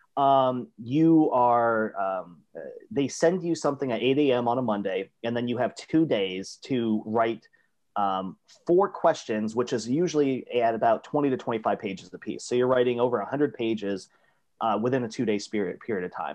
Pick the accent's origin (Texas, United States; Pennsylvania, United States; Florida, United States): Florida, United States; South; also born or lived in Portland, Maine; I was born in Portland, Maine, so the frigid north. Um, and my family is all from New Hampshire and New York and Connecticut and, and Maine. And, uh, my dad watched way too much Miami Vice in the nineteen eighties and decided he wanted to move mu, to Miami. Uh, and so he did, and I grew up in South Florida